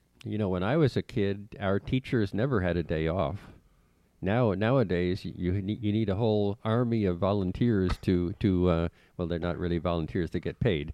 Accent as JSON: {"language": "English", "region": "New York", "country": "United States", "tie": "born or raised there", "moved": "yes", "said": "I grew up in a liberal state. I grew up in New York."}